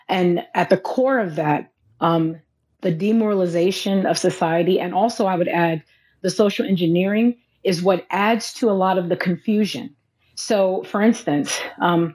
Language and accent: English; Los Angeles, California, United States; now in Louisiana, United States; I'm from Los Angeles